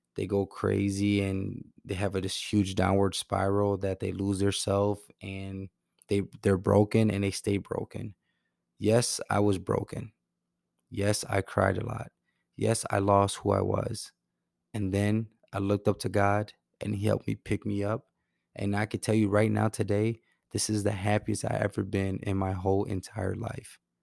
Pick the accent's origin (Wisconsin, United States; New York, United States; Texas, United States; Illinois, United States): Wisconsin, United States; Milwaukee; my hometown of Milwaukee